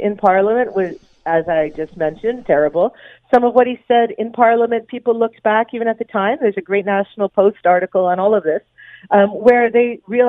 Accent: Hamilton, Ontario, Canada; as a Canadian, as a Hamiltonian

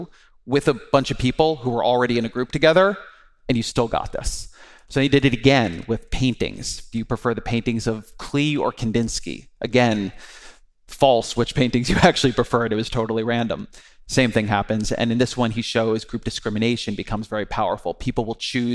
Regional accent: California, United States; I am Jewish, I'm Californian, I'm a father

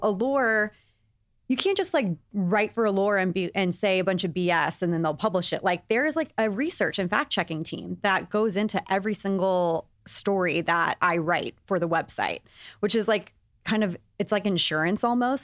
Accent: Texas, United States; I grew up in Texas

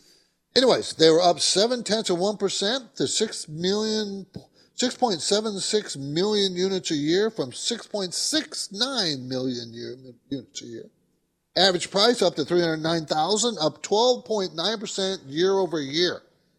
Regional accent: San Diego, California, United States; I grew up in San Diego. People don't know that, but my dad was in the Navy and stationed in San Diego.

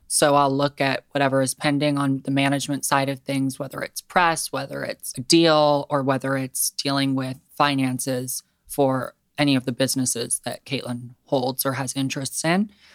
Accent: Seattle, Washington, United States; I actually was born and raised in Seattle

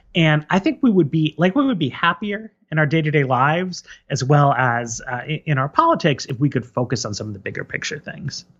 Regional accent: New York, United States; first language English; I grew up in New York, which is a very immigrant-heavy city

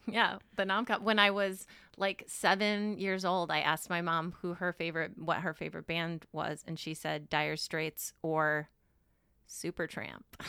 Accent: Chicago, Illinois, United States; I'm from Chicago

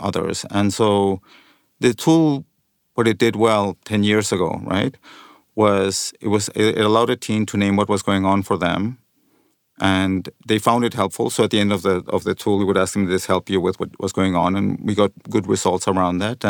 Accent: Mexico; moved away as an adult; also born or lived in London; growing up in Mexico with the family

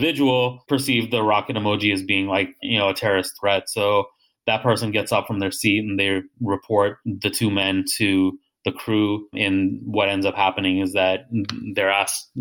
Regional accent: United States; I was born here

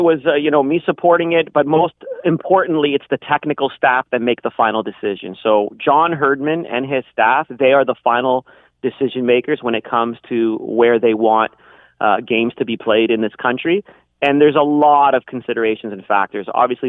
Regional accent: Hamilton, Ontario, Canada; as a Hamiltonian, you know, I wanted to bring it to my hometown. I'm very proud of the Hammer.

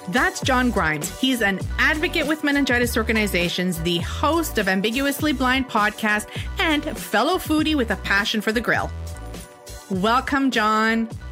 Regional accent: Canada; Me being the Canadian

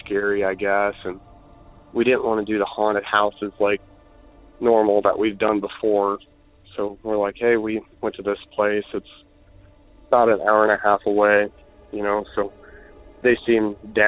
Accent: Iowa, United States; I'm from Iowa.

